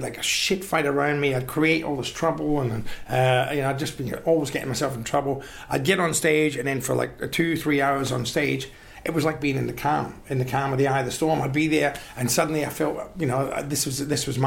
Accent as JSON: {"language": "English", "town": "Glasgow", "region": "Scotland", "country": "United Kingdom", "tie": "born or raised there", "moved": "yes", "lives_now": "Australia", "said": "I'm a Glaswegian"}